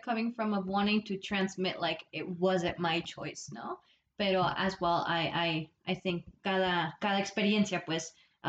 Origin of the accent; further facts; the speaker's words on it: Pijijiapan, Chiapas, Mexico; born there; And I was born in Las Brisas, Pijijiapan, Chiapas, to una partera en una casa de palos, to a 17-year-old girl, while my dad was out in the fields in Ordenia.